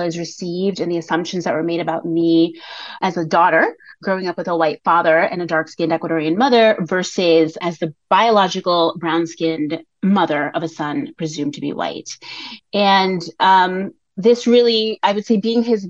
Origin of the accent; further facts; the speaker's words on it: New York, United States; first language English and Spanish; I was raised in New York and I was raised bilingually. So I am a native English and Spanish speaker